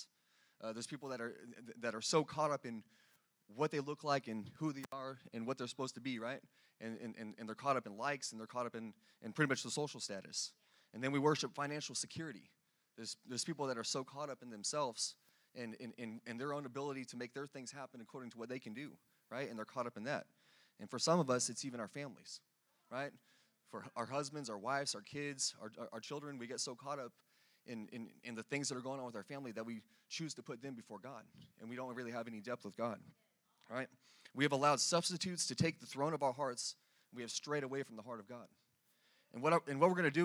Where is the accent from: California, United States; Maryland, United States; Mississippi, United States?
California, United States; now in Dallas, United States; I'm from California